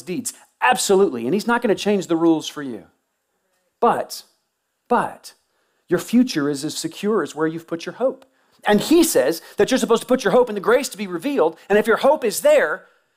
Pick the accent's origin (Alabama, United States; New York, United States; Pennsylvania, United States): Alabama, United States; Tuscaloosa; moved away; I grew up in Tuscaloosa.